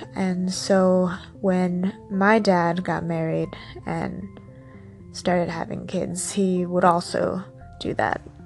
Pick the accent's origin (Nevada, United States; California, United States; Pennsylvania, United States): California, United States; San Diego; I grew up in San Diego, so the desert was only two hours away.